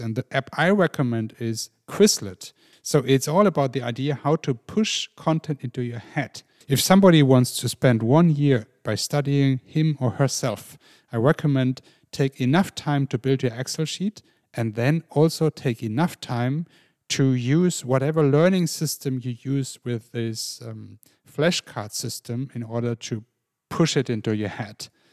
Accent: Germany; I grew up in an international family in Germany with a mum from Ireland

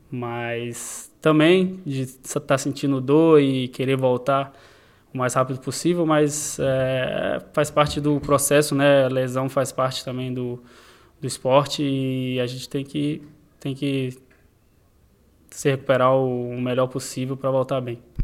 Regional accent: Brazil; no Brasil, no, no país onde eu nasci

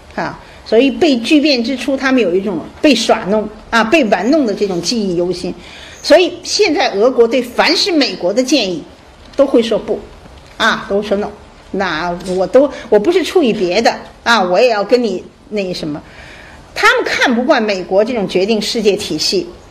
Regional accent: China; 我们中国人这边

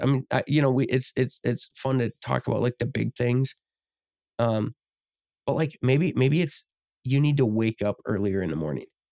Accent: United States; we're obviously from America

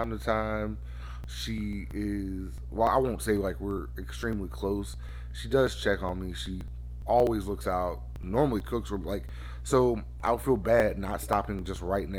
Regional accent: Pensacola, Florida, United States; moved away; Pensacola, which is my hometown.

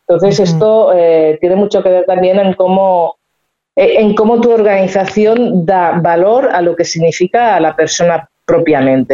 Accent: Spain; los que somos de España

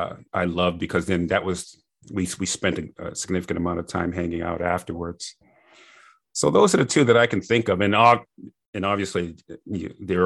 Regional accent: Boston, Massachusetts, United States; I grew up in Boston area

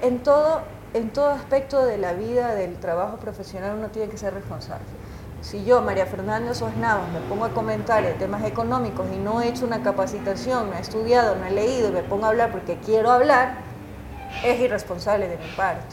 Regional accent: Guayaquil, Guayas, Ecuador; now in Quito, Ecuador; guayaquileña de nacimiento, es mi ciudad natal.

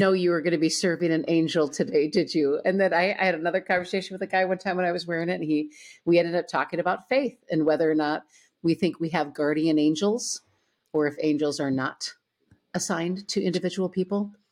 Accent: Owatonna, Minnesota, United States; I grew up in Owatonna, Minnesota, a smaller

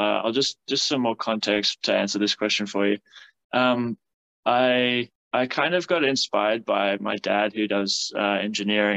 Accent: South Africa; now in Canberra, Australia; I've been living in Canberra now for about 10 years. I'm from South Africa

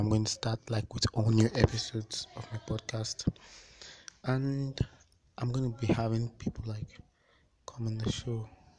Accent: Nigeria; I'm Nigerian.

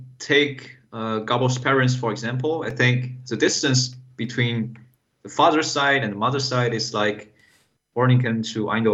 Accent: northern China, China; I'm from northern China.

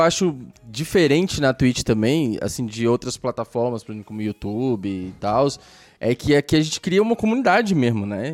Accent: Brasília, Federal District, Brazil; now in Goiânia, Brazil; eu nasci em Brasília

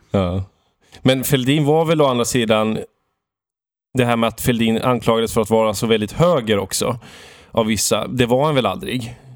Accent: Valdemarsvik, Östergötland, Sweden; moved away; jag beger mig till Valdemarsvik mm. i min hembygd Östergötland

